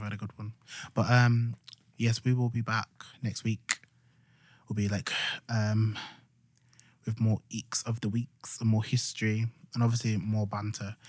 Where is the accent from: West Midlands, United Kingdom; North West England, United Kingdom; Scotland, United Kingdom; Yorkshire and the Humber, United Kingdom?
Yorkshire and the Humber, United Kingdom; accent: Yorkshire